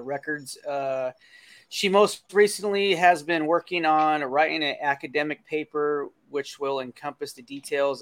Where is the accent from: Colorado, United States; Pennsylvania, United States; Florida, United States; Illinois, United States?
Colorado, United States; I'm from the Midwest as well, from Colorado